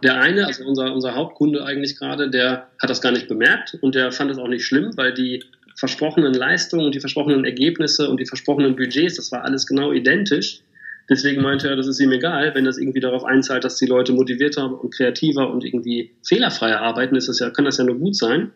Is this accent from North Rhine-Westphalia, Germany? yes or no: yes; Bielefeld, North Rhine-Westphalia, Germany; erstmal bin ich geborener Bielefelder